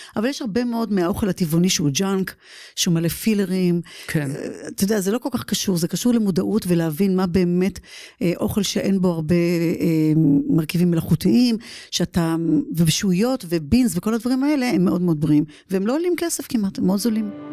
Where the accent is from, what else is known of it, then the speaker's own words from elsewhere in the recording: Givatayim, Tel Aviv District, Israel; moved away as an adult; now in United States; לסטודיו בגבעתיים, גדלתי שם